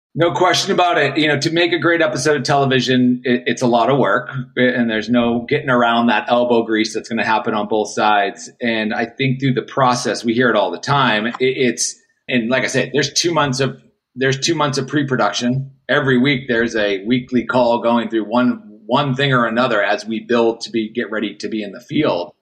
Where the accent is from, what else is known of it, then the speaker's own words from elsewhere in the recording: Boston, Massachusetts, United States; moved away as an adult; also born or lived in Jacksonville, Florida; I'm coming from Boston to a small little town, not town, but it's a city, but down in Jacksonville, Florida